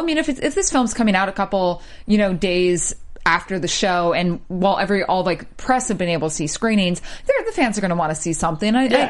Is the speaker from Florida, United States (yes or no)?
yes; Florida, United States; I'm from Florida